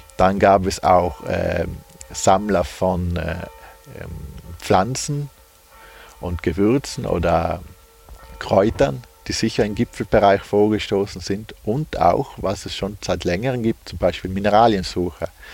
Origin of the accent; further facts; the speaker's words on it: Puster Valley, South Tyrol, Trentino-Alto Adige, Italy; ich bin äh, gebürtiger Pustertal, also Südtiroler. Und da sind wir schon eigentlich von der Natur aus mit Bergen umgeben.